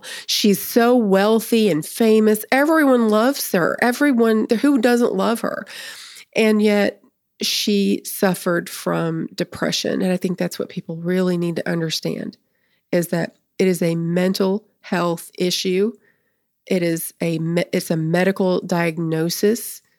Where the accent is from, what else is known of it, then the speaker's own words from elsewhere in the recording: Nashville, Tennessee, United States; because I grew up in the Nashville area.